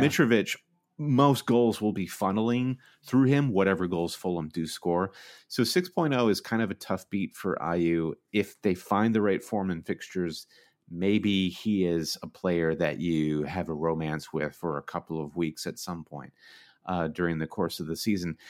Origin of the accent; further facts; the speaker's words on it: United States; as an American fan